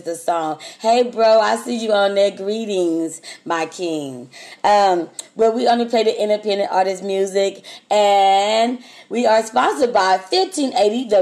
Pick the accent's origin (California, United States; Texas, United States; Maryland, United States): Texas, United States; I'm from Texas